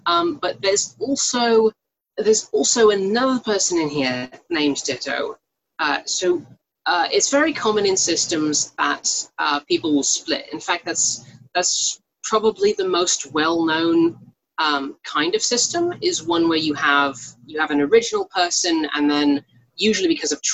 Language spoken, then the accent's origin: English; United Kingdom; We're both British